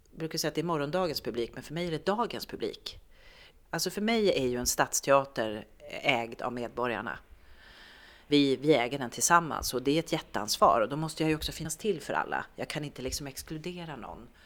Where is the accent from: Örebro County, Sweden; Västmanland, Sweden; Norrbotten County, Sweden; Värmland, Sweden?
Norrbotten County, Sweden; also born or lived in Malmö; Jag tänkte att jag har bott i Malmö och jag har bott, jag kommer från Norrbotten fast jag är från Tornedalen.